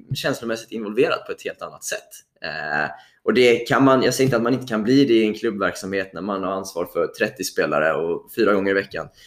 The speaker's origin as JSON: {"language": "Swedish", "town": "Mölndal", "region": "Västra Götaland", "country": "Sweden", "tie": "born or raised there", "said": "jag är uppväxt i, i Mölndal utanför Göteborg"}